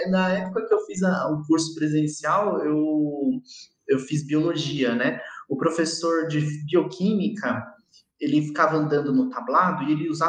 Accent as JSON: {"language": "Portuguese", "country": "Brazil", "said": "É que a gente é brasileiro já é meio vacinado com isso, né?"}